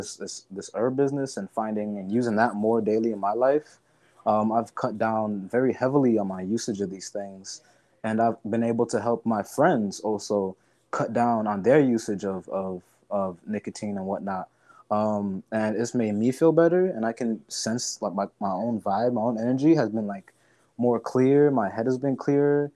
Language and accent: English; United States; being a young person growing up in America